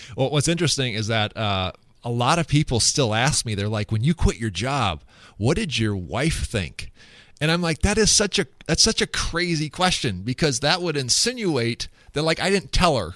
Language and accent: English; West Central Minnesota, United States; also born or lived in Sioux Falls, South Dakota / Phoenix, Arizona; I grew up in West Central Minnesota